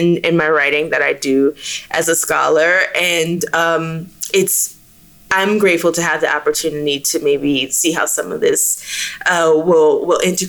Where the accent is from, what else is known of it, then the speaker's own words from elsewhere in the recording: the American South, United States; being a Southerner